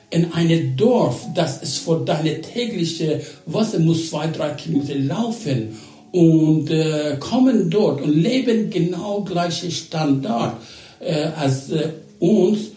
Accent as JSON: {"language": "German", "country": "Iran", "tie": "born or raised there", "second_language": "German", "said": "Ich bin äh, in Waisenhaus äh, aufgewachsen und dieses Waisenhaus geleitet durch amerikanische Missionare. Sie sind damals fast, fast äh, 80 Jahre vorher, sie waren nach Iran gekommen"}